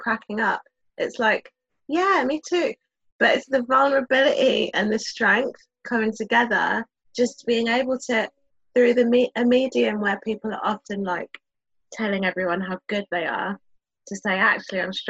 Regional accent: London, United Kingdom; Growing up in London

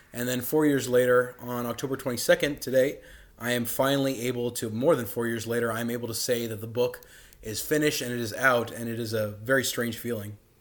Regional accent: Karachi, Sindh, Pakistan; moved away; also born or lived in Dallas, Texas, United States; I was born in Dallas, Texas, but I grew up in Karachi, Pakistan

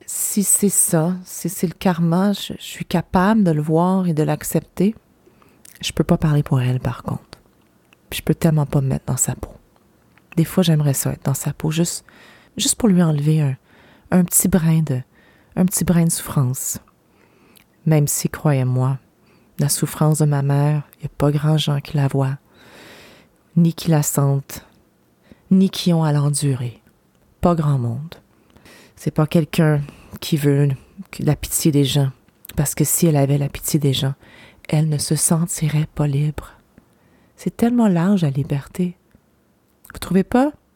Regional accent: Gaspésie, Quebec, Canada; moved away; ici, là, chez moi, en Gaspésie

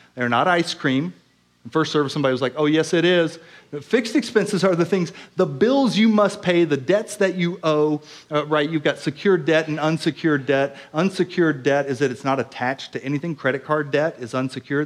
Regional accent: Oklahoma, United States; I grew up in Oklahoma

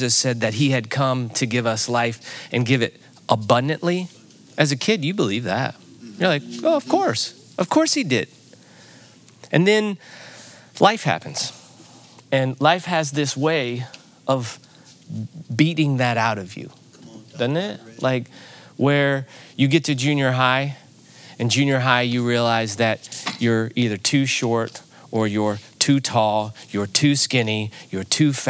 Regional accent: Granite City, Illinois, United States; I grew up in Granite City, Illinois, which is right across the river from St. Louis

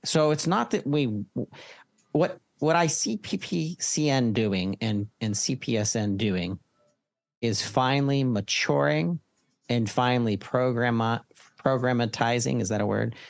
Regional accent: Pittsburgh, Pennsylvania, United States; I'm from Pennsylvania. I'm a Pittsburgher

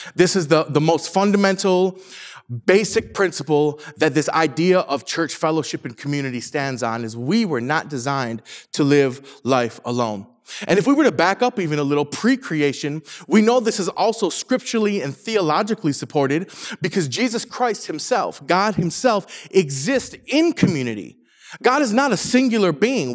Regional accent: Saginaw, Michigan, United States; now in Orange County, United States; I'm from, I'm from Michigan, from Saginaw, Michigan particularly

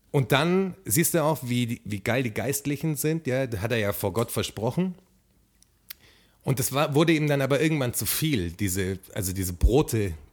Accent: Baden-Württemberg, Germany; Also, weißt, wir kommen aus dem Schwabenland

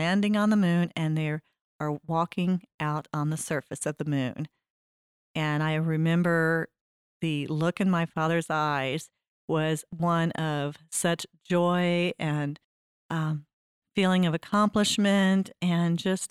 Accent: Columbia, Missouri, United States; I was born in Columbia, Missouri

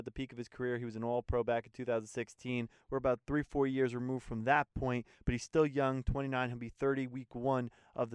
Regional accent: New Jersey, United States; I do have an accent, but I'm actually from Jersey

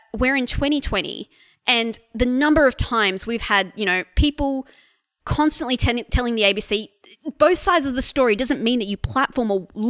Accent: Australia

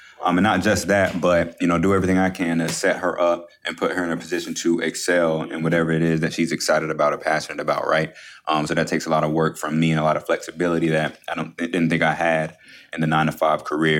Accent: Jacksonville, Florida, United States; I'm from Jacksonville, Florida. From Jacksonville, Florida.

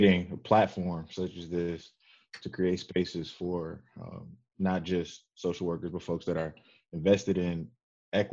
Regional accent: Detroit, Michigan, United States; I'm from Detroit. I grew up, you know, I'm a graduate of Detroit Public Schools.

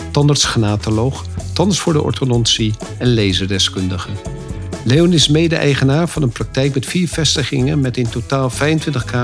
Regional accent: Amsterdam, North Holland, Netherlands; wij als Amsterdammers denken natuurlijk dat het allemaal in Amsterdam gebeurt.

